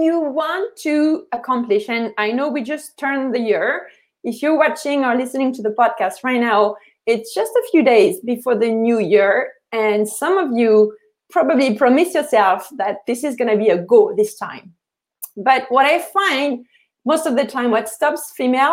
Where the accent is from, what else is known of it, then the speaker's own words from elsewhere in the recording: Paris, Île-de-France, France; moved away as an adult; now in Canada; I'm from Paris